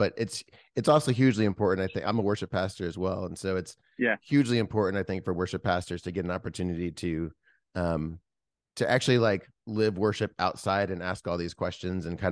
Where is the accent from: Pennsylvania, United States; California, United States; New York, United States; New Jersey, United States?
New Jersey, United States; I grew up in New Jersey